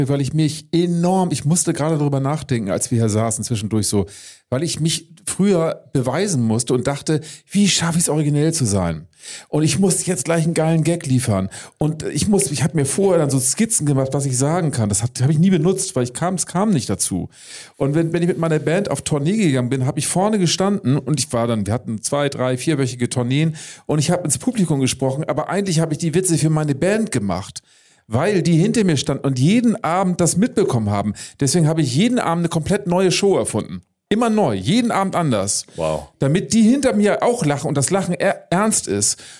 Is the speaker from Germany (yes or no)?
yes; Baltic coast, Germany; Ich muss dann doch an die Ostsee zurückkehren, die, auf die Scholle, wo ich herkomme.